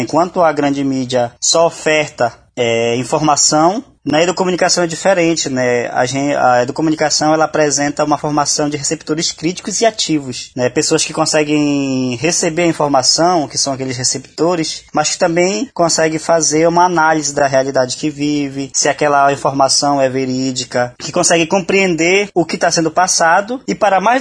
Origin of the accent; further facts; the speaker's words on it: Amazon, Brazil; principalmente nós que somos da Amazônia, temos discutido bastante.